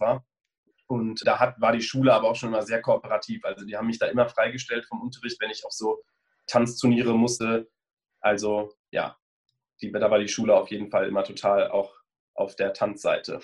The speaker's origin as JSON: {"language": "German", "town": "Bonn", "region": "North Rhine-Westphalia", "country": "Germany", "tie": "born or raised there", "also_born_or_lived": "Cologne / Munich", "moved": "as an adult", "lives_now": "Berlin, Germany", "said": "Ich bin in Bonn geboren und aufgewachsen, habe dann ein paar Jahre in Köln studiert und bin vor drei Jahren ungefähr nach Berlin gezogen"}